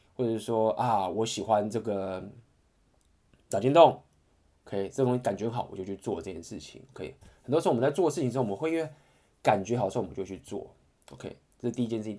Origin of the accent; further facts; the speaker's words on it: Taiwan; 我相信就是身为台湾人